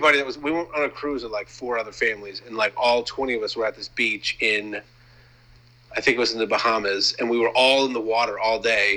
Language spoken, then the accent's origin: English; Maine, United States; moved away; I'm from Maine